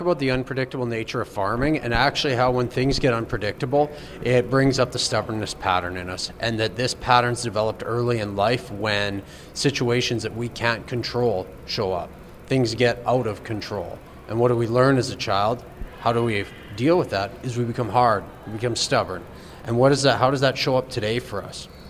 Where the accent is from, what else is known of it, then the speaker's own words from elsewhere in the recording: St. Front, Saskatchewan, Canada; I'm a farmer from St. Front, Saskatchewan.